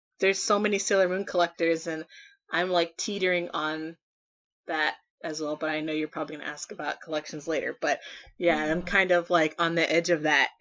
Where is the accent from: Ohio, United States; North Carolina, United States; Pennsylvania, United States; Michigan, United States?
Ohio, United States; I'm from Ohio